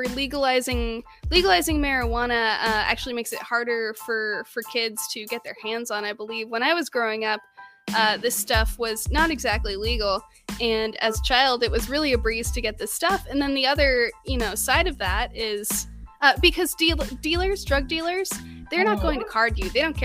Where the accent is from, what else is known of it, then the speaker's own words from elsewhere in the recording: Southern California, United States; growing up in Southern California